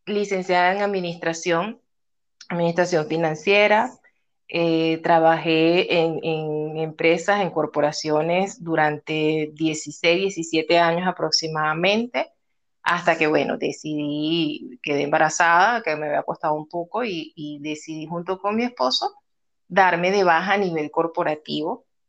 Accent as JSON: {"language": "Spanish", "country": "Venezuela", "moved": "as an adult", "lives_now": "Peru", "said": "actualmente vivo en Perú desde hace ocho años, soy venezolana, eh, emigré en el año 2014"}